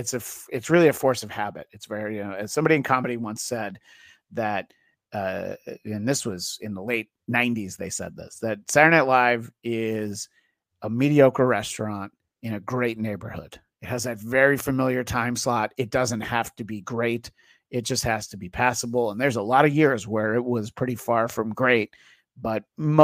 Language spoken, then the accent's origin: English; New York area, United States; I grew up in the New York area.